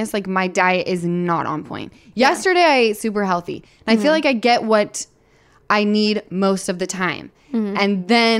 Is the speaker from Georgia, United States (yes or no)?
no; Utah, United States; moved away; I'm from Utah.